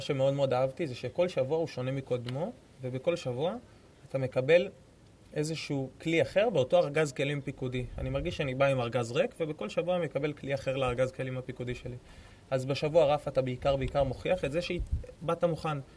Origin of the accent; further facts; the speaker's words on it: Tel Aviv, Tel Aviv District, Israel; אני מתל אביב, גדלתי בתל אביב, חייתי בתל אביב.